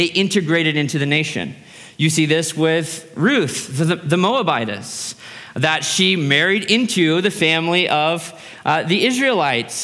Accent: United States; As an American

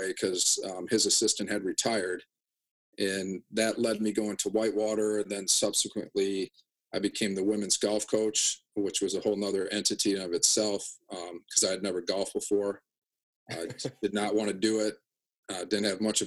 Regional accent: Janesville, Wisconsin, United States; growing up in Janesville

